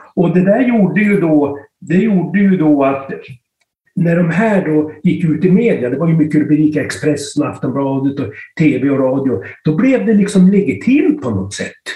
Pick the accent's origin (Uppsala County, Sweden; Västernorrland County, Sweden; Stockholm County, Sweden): Västernorrland County, Sweden; Styrnäset, opposite Kramfors airport; Jag är uppväxt i Styrnäsen, i Djuped rättare sagt, mitt emot Kramfors flygplats.